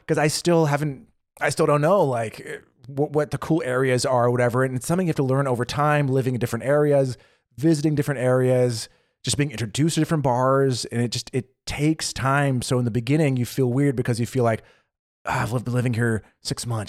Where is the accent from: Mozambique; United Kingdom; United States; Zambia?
United States; moved away as an adult; now in Berlin, Germany; as an American